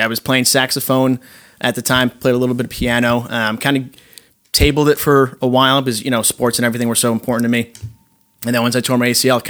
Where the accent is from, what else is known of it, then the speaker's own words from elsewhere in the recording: Rutherford, New Jersey, United States; also born or lived in Maspeth, Queens, New York; I was born there, lived there for a year, moved over to Rutherford. From there, I lived in Rutherford my entire life